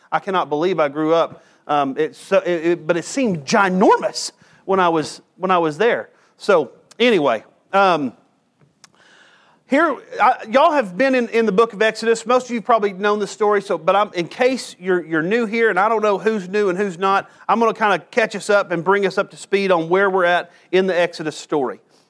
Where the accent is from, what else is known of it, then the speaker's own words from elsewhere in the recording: LaRue Road, near Comanche, Texas, United States; where I grew up on LaRue's, which now they've changed the name of it. Now they just call it LaRue.